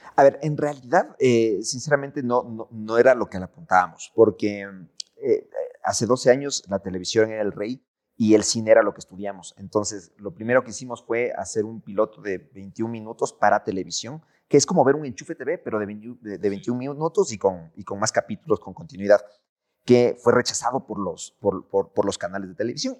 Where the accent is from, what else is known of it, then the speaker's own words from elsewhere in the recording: Ecuador; nosotros como ecuatorianos